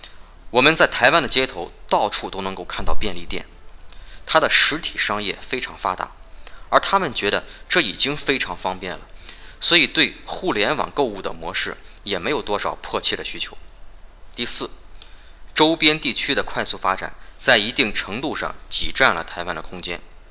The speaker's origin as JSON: {"language": "Chinese", "country": "China", "said": "同样，我们大陆 早晚也会经过这么一个自然的发展过程。"}